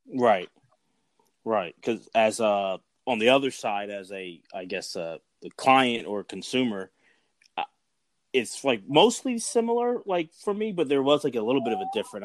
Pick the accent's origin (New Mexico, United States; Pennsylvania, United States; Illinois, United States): Pennsylvania, United States; Philadelphia; growing up in Philly